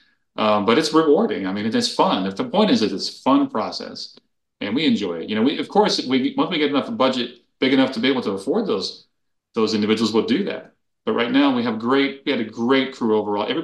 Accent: Miami, Florida, United States; moved away; also born or lived in Los Angeles, United States; I'm from Miami originally. That's my hometown

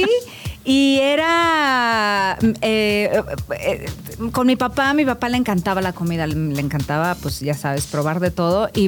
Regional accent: Ciudad Madero, Tamaulipas, Mexico; Tenemos una gran cocina allá en, Tamaulipas.

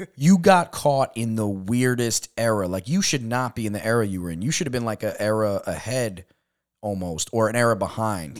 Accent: New York, United States; moved away as an adult; also born or lived in California; we're from New York

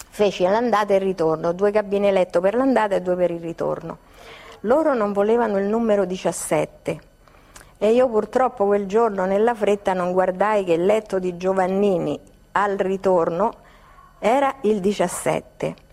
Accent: Rome, Lazio, Italy; now in Milan, Italy; No, io sono romana, ma di adozione milanese, perciò sono cittadina milanese.

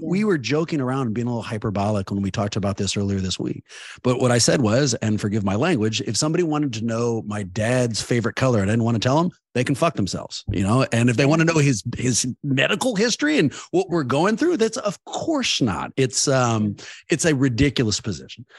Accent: Oakland, California, United States; I grew up in Oakland

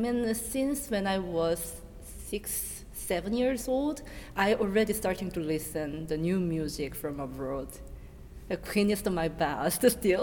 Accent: Seoul, South Korea; English is a second language; moved away as an adult; now in Berlin, Germany; I was born in Seoul and then grew up in Seoul and all educated in Seoul, Korea.

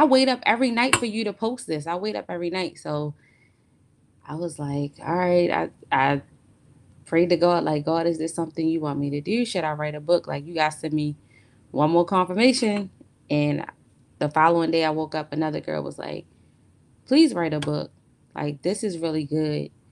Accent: Baltimore, Maryland, United States; I'm from Maryland. I'm from Baltimore, Maryland.

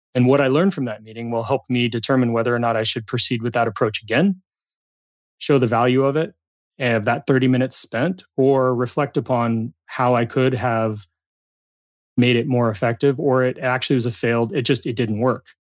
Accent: Southern California, United States; dishwasher at a pizza, pizza shop in my hometown in Southern California

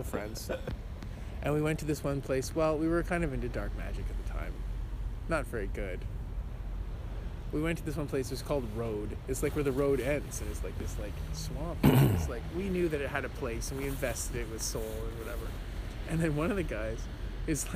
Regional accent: Southern Ontario, Canada; moved away; I'm from Southern Ontario.

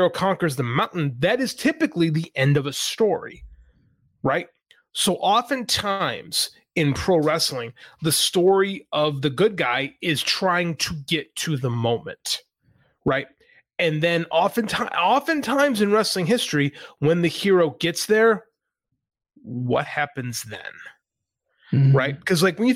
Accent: United States; I'm from America

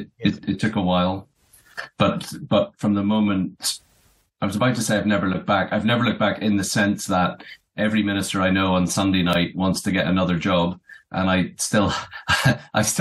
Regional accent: Belfast, Northern Ireland, United Kingdom; now in Aberdeen, United Kingdom; And I'm from Belfast originally, Northern Ireland.

